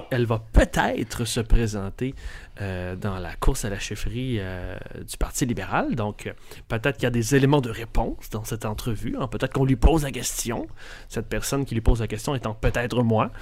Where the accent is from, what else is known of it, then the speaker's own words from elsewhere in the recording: Quebec City, Quebec, Canada; moved away; Je viens de Québec, mais ça fait longtemps que je suis plus là